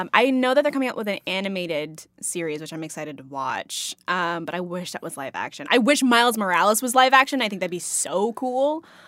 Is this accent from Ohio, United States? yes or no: no; Texas, United States; growing up in Texas